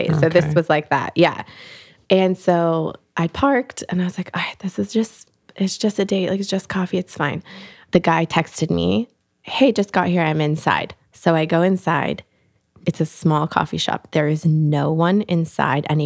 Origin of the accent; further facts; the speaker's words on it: Pacific Northwest, United States; like I grew up in the Northwest, like people are very like natural looking out there.